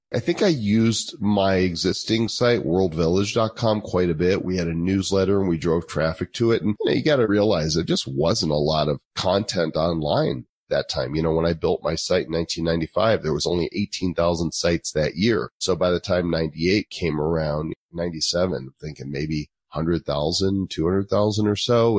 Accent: Northbrook, Illinois, United States; moved away as an adult; also born or lived in Texas / Oklahoma; now in Colorado, United States; I'm actually from Chicago suburbs, Northbrook, Illinois, which is where the Breakfast Club and Ferris Bueller's Day Off, John Hughes went to my high school

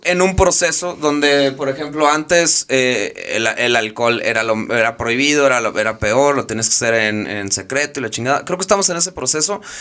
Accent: Mexico; mi contexto, como yo, eh, México, etcétera, Latinoamérica

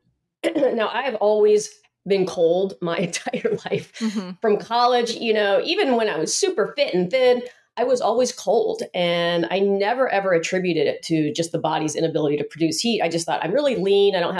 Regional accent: Atlanta, Georgia, United States; moved away as an adult; now in San Diego, United States; I came from Atlanta, Georgia

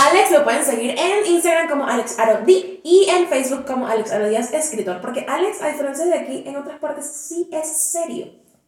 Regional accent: Venezuela; mejor conocida como la venezolana

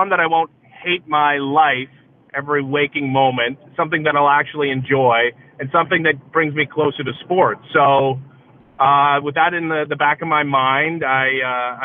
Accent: Oakville, Ontario, Canada; I grew up in the Greater Toronto area, just outside of Toronto, in a little suburb called Oakville

